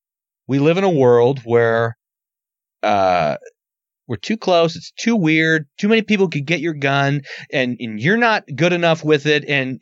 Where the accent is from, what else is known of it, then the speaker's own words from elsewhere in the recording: United States; I'm an American.